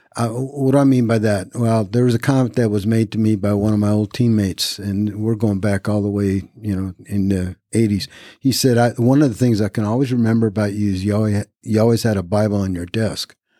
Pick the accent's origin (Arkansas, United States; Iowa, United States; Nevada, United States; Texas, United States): Nevada, United States; Reno; moved away as an adult; also born or lived in Japan / Fayetteville, North Carolina; I was born in Japan, raised in all over the world, came to the United States uh, when I was about nine. Um, raised in Reno, Nevada